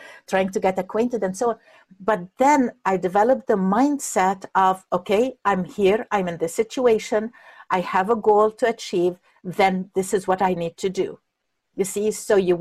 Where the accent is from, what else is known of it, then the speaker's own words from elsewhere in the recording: Egypt; moved away; I'm coming from Egypt